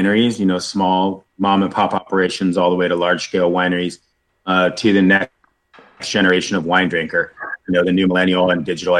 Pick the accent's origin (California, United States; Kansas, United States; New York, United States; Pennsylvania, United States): California, United States; Northern; growing up in Northern California